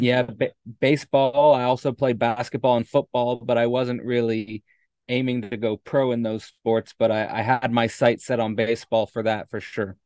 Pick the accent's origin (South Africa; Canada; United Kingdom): Canada; Hamilton, Ontario; moved away as an adult; born and raised in Hamilton, Ontario